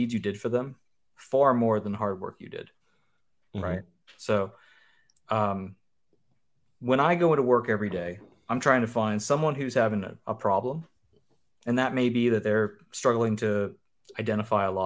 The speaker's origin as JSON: {"language": "English", "region": "Western Pennsylvania", "country": "United States", "said": "I'm 40, and I'm from Western Pennsylvania"}